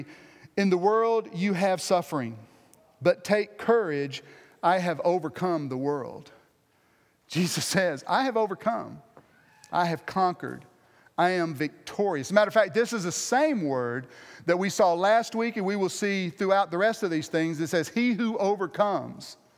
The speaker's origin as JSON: {"language": "English", "country": "United States", "said": "me being the American"}